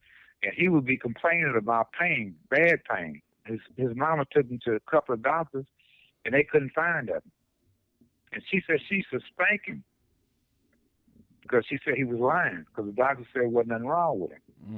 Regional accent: Detroit, Michigan, United States; but the only reason I said that is because I'm from Detroit.

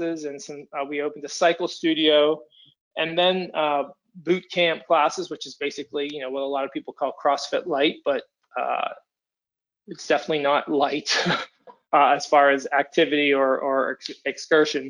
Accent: Pittsburgh, Pennsylvania, United States; I am from Pittsburgh, Pennsylvania

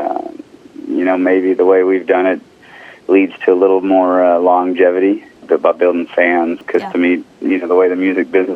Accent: Texas, United States; I'm from Texas

